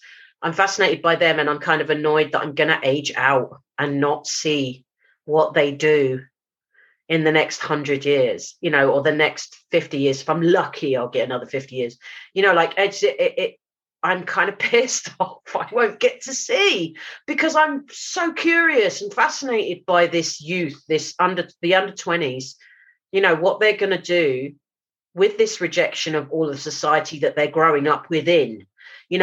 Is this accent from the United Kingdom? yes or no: yes; London, United Kingdom; moved away; Jamaican community that I grew up around in South London